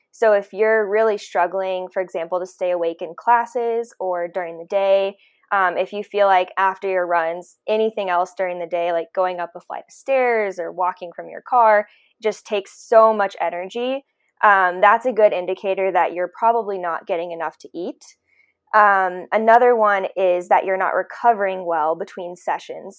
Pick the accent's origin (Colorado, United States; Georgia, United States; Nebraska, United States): Colorado, United States; also born or lived in San Diego, California / Nashville, Tennessee; I am from Colorado